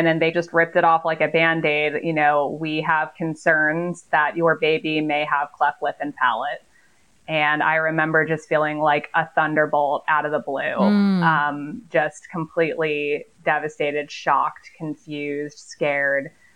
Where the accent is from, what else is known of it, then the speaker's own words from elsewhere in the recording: Long Island, New York, United States; now in Tampa, United States; I'm originally from Long Island, New York, but I've lived in the Tampa, Florida area for 20 years